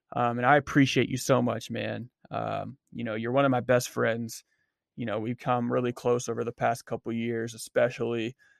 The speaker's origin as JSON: {"language": "English", "town": "Erie", "region": "Pennsylvania", "country": "United States", "tie": "born or raised there", "said": "in Erie, in my hometown"}